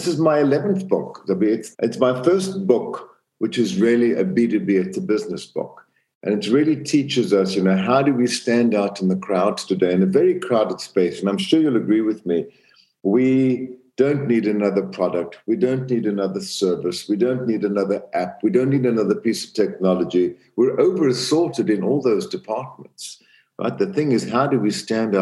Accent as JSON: {"language": "English", "country": "Zambia", "tie": "born or raised there", "also_born_or_lived": "South Africa", "moved": "yes"}